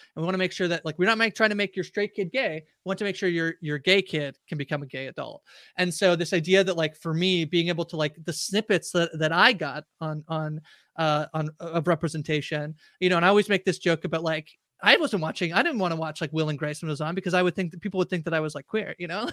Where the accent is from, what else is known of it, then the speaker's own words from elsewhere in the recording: Canada; I'm Canadian